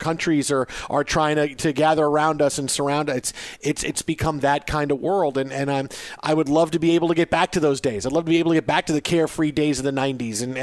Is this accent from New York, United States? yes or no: yes; New York City, New York, United States; I grew up on Staten Island